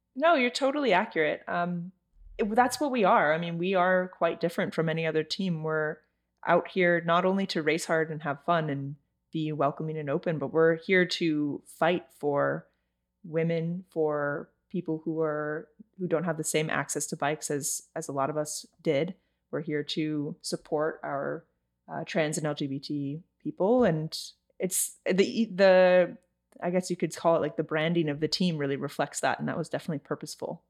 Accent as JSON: {"language": "English", "town": "Santa Cruz", "region": "California", "country": "United States", "said": "I am from Santa Cruz, California."}